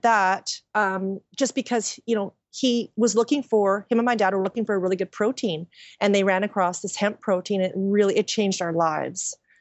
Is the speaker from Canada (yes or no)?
yes; Qualicum Beach, British Columbia, Canada; moved away as an adult; also born or lived in Nanaimo; now in Vancouver, Canada; I'm from Vancouver Island, a really small town